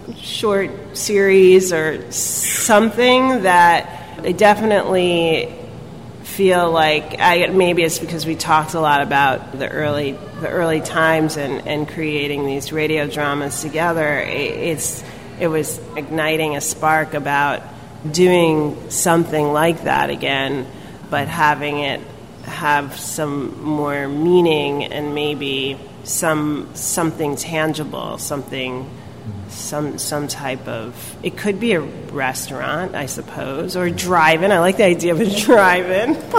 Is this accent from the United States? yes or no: yes; New York City, New York, United States; being a New Yorker and growing up here